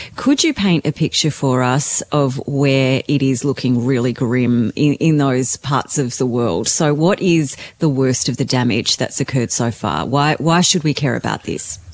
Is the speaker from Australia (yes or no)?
yes; Canberra, Australian Capital Territory, Australia; I grew up in Canberra